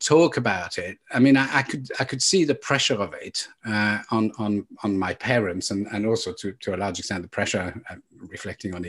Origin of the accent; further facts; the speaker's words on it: Burgundy, Bourgogne-Franche-Comté, France; moved away; we come from Burgundy